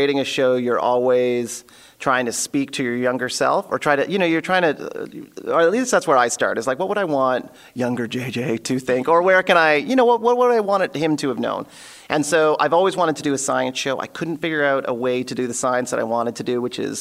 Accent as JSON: {"language": "English", "town": "Elmira", "region": "Ontario", "country": "Canada", "tie": "born or raised there", "said": "As a kid, I grew up in Elmira, Ontario, which is a very small town"}